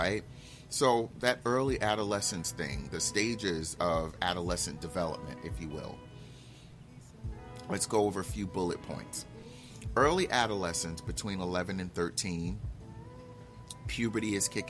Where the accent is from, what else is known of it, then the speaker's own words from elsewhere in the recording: Newark, New Jersey, United States; I grew up in Newark, where most of the men at the time were men based on what they had